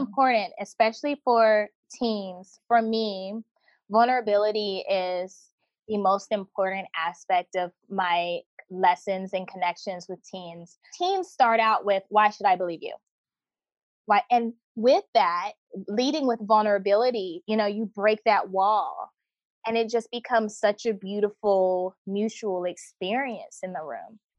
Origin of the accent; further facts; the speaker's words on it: United States; moved away as an adult; also born or lived in North Carolina / South Korea / India; when I was growing up in America